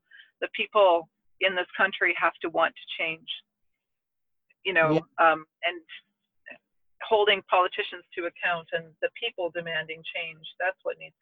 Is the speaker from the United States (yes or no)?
no; Toronto, Ontario, Canada; I grew up here in Toronto